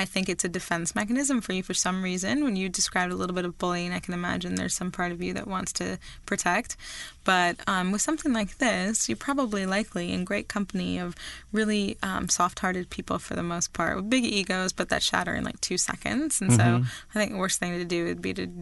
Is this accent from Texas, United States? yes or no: no; Vermont, United States; moved away; my home state of Vermont